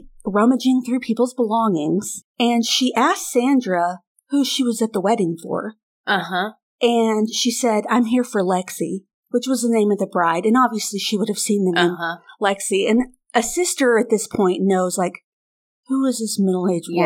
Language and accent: English; United States; I'm American